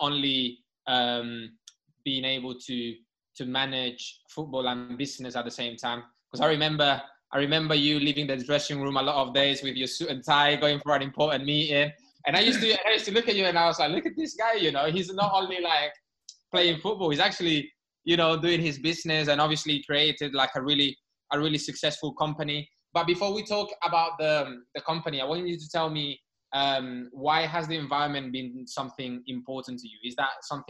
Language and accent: English; Barcelona, Catalonia, Spain; now in United Kingdom; I was born in Barcelona. I've lived in the sea my whole life.